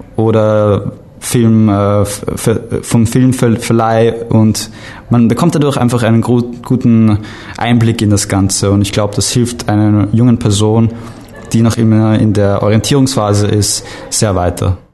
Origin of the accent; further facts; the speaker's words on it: Vienna, Austria; ich komme aus Wien, äh, Österreich